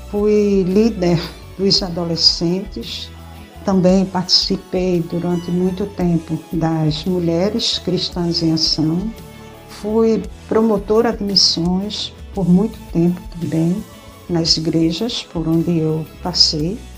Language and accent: Portuguese; Pernambuco, Brazil; é a minha terra, é o meu Pernambuco